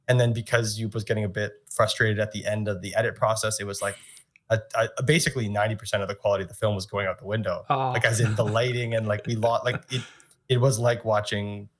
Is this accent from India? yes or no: no; Canada; I grew up in Canada